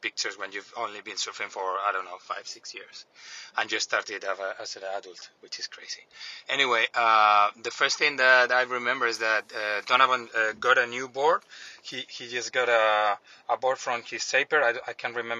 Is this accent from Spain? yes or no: yes; Canary Islands, Spain; English is a second language; from the Canary Islands. First of all, apologies for my accent.